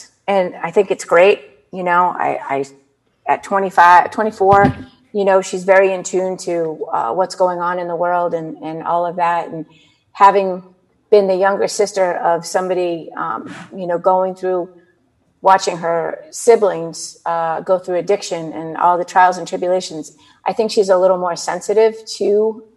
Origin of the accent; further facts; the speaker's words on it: Nantucket, Massachusetts, United States; I grew up on Nantucket